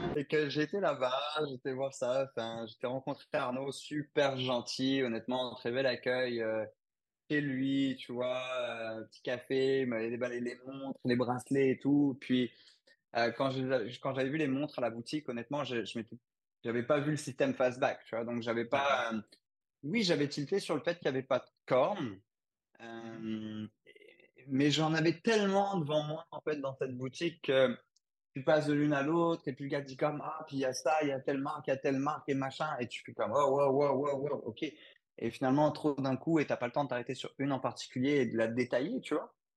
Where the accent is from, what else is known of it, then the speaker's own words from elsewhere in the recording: France; moved away as an adult; also born or lived in Belgium; now in Quebec City, Canada; je suis français à la base. J'ai vécu en France, en Belgique et puis maintenant au Canada, à Québec en réalité.